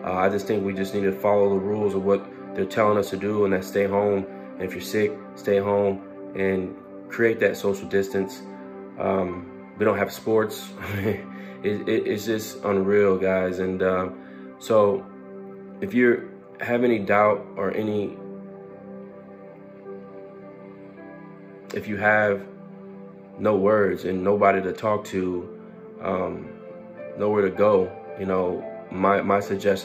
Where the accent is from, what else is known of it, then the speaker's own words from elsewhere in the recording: United States; as an American